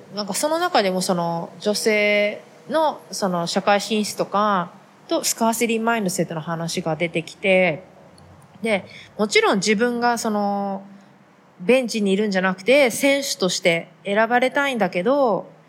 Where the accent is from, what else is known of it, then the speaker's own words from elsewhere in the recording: Japan; moved away as an adult; now in United States; 同じ日本人、日本で生まれ育った日本人